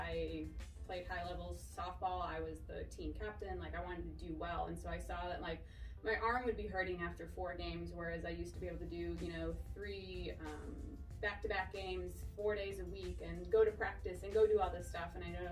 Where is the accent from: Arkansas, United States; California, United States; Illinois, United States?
Illinois, United States; Chicago; moved away as an adult; also born or lived in Texas; now in Oklahoma City, United States; born and raised in Chicago